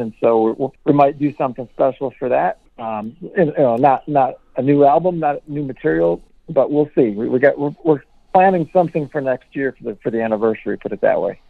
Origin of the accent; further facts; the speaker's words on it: Milwaukee, Wisconsin, United States; we're from Milwaukee